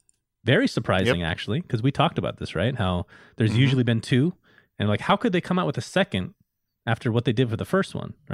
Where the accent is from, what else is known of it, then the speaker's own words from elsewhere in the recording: United States; As an American